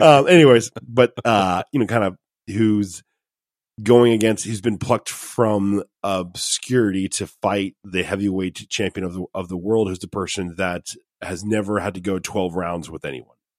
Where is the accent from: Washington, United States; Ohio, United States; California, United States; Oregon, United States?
Ohio, United States; I'm from Ohio